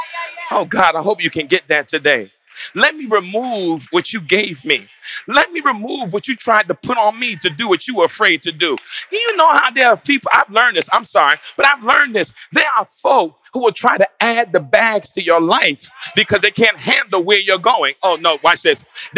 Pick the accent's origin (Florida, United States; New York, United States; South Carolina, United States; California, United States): New York, United States; I grew up in New York at a time where it actually did snow a lot.